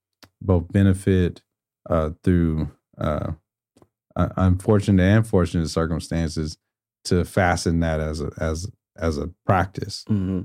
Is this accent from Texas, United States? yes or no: yes; Houston, Texas, United States; I was a DJ for a faith-based organization that was spinning out of the church that I grew up in Houston